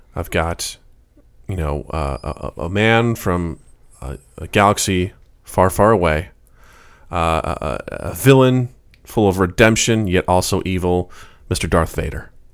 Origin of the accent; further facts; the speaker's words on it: Missouri, United States; a town right by where I grew up in Missouri, a town called Edina